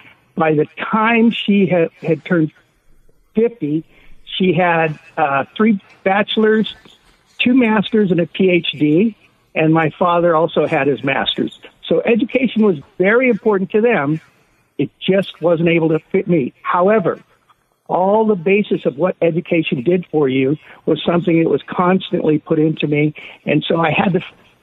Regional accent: Japan; born there; also born or lived in Europe / United States; I was born in Japan, and I lived throughout Europe and throughout the U.S.

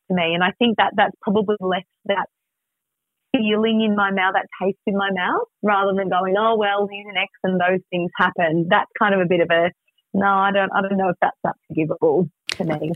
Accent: Melbourne, Victoria, Australia; moved away; I'm from Melbourne, so it's kind of like, right, at some point I knew I was going to move back.

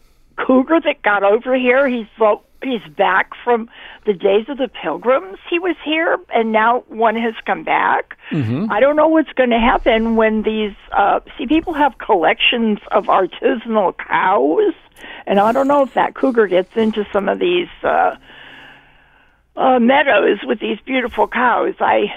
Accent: New Haven, Connecticut, United States; now in North Stonington, United States; I'm from New Haven.

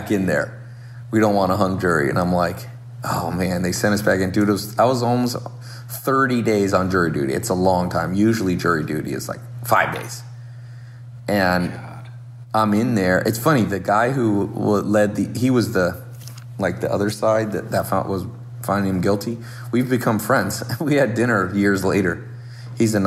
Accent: Long Beach, California, United States; I grew up around in Southern California, born in Long Beach

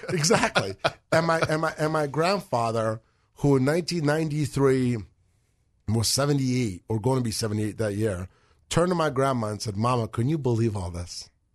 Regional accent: Moscow, Russia; now in United States; We're from Moscow.

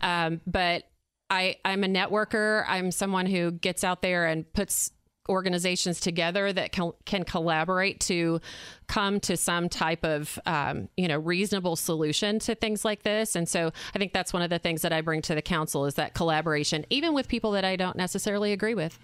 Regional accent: Arkansas, United States; moved away as an adult; now in Indiana, United States; I'm from Arkansas.

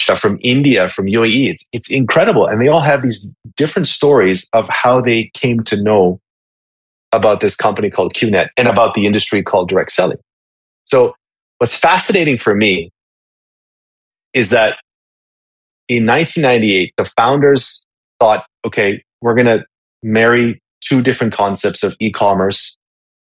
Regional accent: Winnipeg, Manitoba, Canada; moved away as an adult; also born or lived in Hong Kong; I'm originally from Winnipeg, Canada

